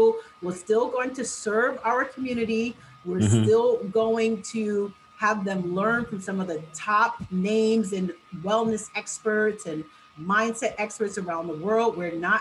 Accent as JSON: {"language": "English", "town": "New York City", "region": "New York", "country": "United States", "tie": "born or raised there", "said": "So we started here in my hometown in New York City in Times Square. And then because I'm such a New Yorker"}